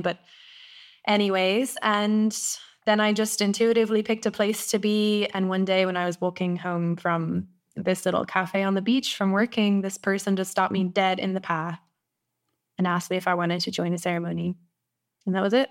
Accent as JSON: {"language": "English", "country": "Ireland", "also_born_or_lived": "South Africa / Costa Rica", "moved": "as an adult", "said": "I went back to Ireland"}